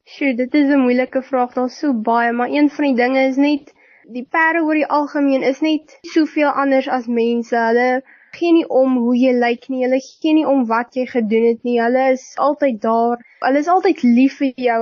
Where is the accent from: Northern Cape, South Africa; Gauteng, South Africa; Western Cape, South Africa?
Northern Cape, South Africa; Upington; ek kom van Appington af. Ek is 17 jaar oud. Ek gaan skool hier in Hoërskool Duyneveld hier in Appington.